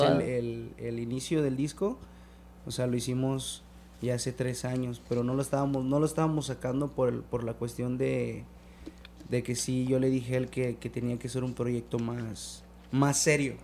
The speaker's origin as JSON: {"language": "Spanish", "town": "Chetumal", "region": "Quintana Roo", "country": "Mexico", "tie": "born or raised there", "said": "en mi ciudad natal, en Chetumal"}